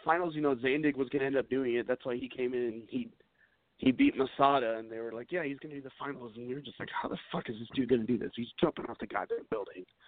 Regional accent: United States; moved away; I'm originally from the Quad Cities, which about three hours southwest of uh, Chicago

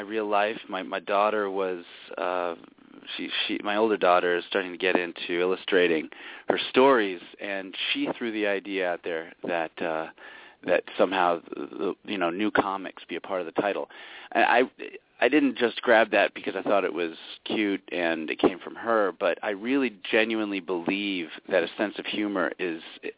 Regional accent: New York City, New York, United States; moved away; I was born in New York City, and now I'm up in the sticks

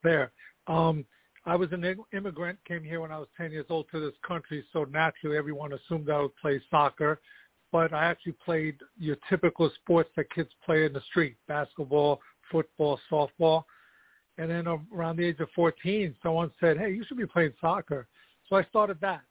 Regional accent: New York City, New York, United States; also born or lived in Kosovo; now in Colonie, United States; I was born in Kosovo, which is you know the southern part of Yugoslavia, what used to be Yugoslavia, now it's Kosovo. Um, and I came to the United States when I was ten. So I grew up in the Bronx

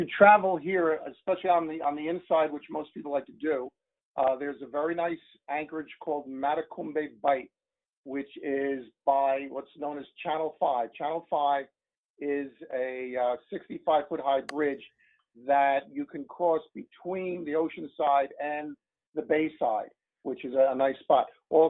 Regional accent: New Jersey, United States; we're from New Jersey where there's a lot of boats

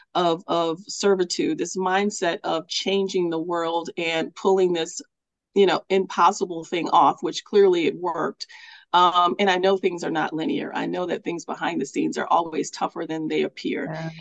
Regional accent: Milwaukee, Wisconsin, United States; I'm here in my hometown of Milwaukee, Wisconsin

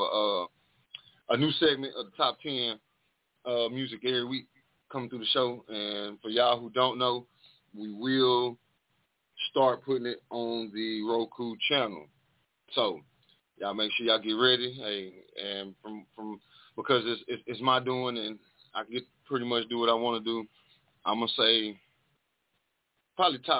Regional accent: the South, United States; I'm from the South

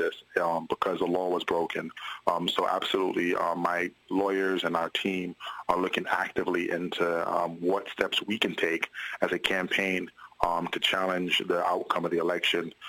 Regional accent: New York City, New York, United States; I'm a lifelong Brooklynite, born and raised in Brooklyn, New York, Flatbush

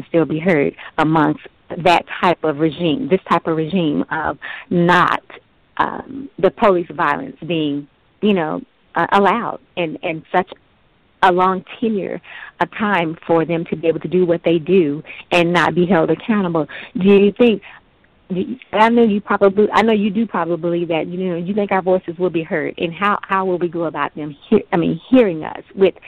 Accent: Dallas, Texas, United States; now in Plano, United States; I live out here in the Plano, Texas area myself, but I was born and raised in Dallas and Oak Cliff

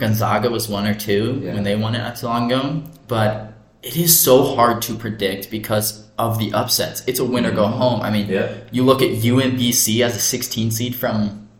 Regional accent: Nebraska, United States; We are from Nebraska.

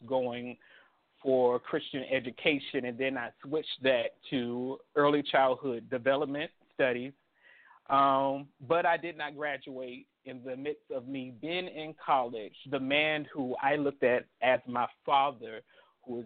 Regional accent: Richmond, Virginia, United States; also born or lived in South Boston, Virginia / Halifax County, Virginia; I was born in South Boston, Virginia, raised in Richmond, Virginia.

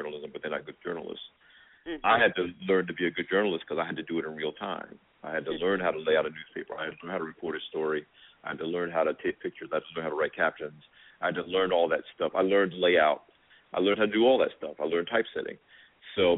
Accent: Asbury Park, New Jersey, United States; my hometown paper, the Asbury Park Press

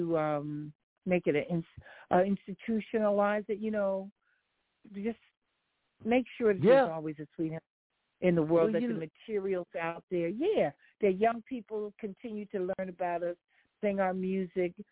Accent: Philadelphia, Pennsylvania, United States; moved away; also born or lived in Washington, D.C.; I'm born and raised in North Philly

